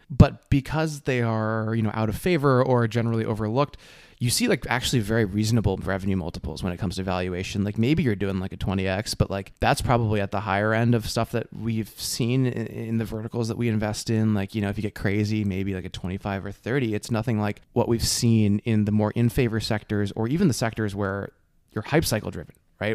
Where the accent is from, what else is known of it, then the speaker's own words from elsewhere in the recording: New Jersey, United States; moved away as an adult; also born or lived in Dartmouth, New Hampshire / San Francisco Bay Area; I grew up in Jersey.